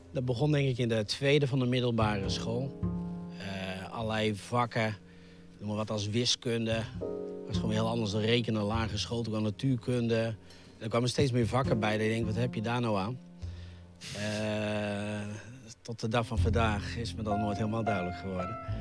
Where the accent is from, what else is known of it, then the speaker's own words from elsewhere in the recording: IJsselstein, Utrecht, Netherlands; also born or lived in Gronsveld; Maar voordat ik één jaar was, verhuisde naar eh, IJsselstein onder Utrecht. daar heb ik eigenlijk het grootste deel van mijn leven eh, gewoond